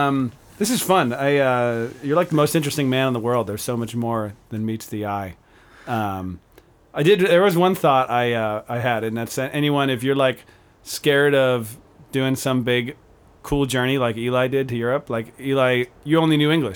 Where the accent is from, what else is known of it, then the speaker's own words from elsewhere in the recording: Pennsylvania, United States; I came from Pennsylvania.